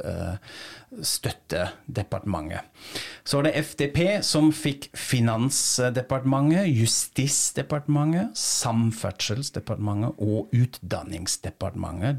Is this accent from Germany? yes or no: yes; Frankfurt, Hesse, Germany; moved away; i min hjemby Frankfurt